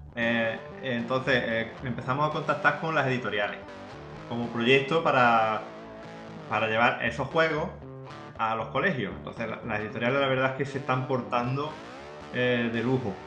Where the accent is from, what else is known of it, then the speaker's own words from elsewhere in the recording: La Carlota, Andalusia, Spain; aquí en mi pueblo, en La Carlota